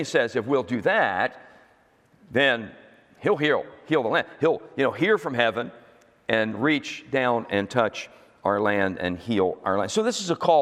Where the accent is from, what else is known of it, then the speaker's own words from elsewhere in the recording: United States; I'm an American